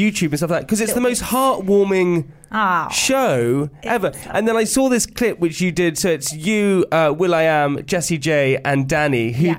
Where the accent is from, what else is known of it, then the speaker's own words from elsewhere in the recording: London Fields, London, United Kingdom; I'm from London Fields, yeah.